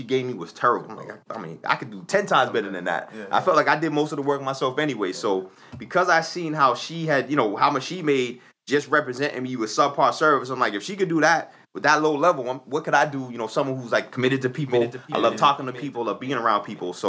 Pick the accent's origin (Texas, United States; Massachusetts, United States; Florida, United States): Massachusetts, United States; Boston; I'm born and raised in Dorchester